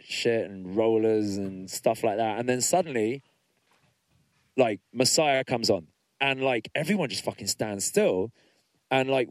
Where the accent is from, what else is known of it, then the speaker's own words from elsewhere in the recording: Middlesex, London, United Kingdom; I'm from Middlesex